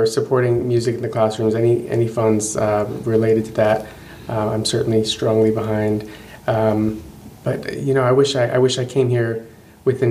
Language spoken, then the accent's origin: English; Baltimore, Maryland, United States; my hometown of Baltimore